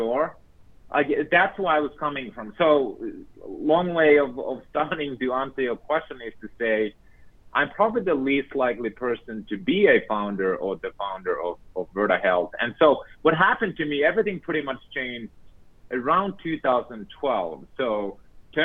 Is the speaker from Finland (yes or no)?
yes; Finland; moved away; I was born and raised in Finland